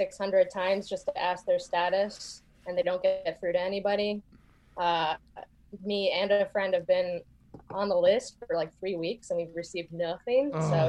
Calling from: Portland, Oregon, United States; I'm calling from Portland, Oregon.

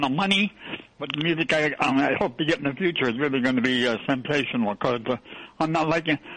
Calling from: New York, United States; I'm calling from uh, Jamaica, Queens.

